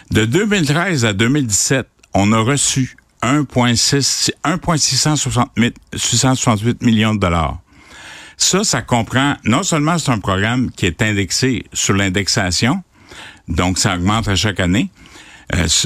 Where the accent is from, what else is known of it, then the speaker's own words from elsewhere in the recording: Quebec, Canada; Je suis dans la région, là, je suis de la Drummond, je me suis promené, je m'en vais, j'ai fait Québec et puis Trois-Rivières, je m'en vais au Saguenay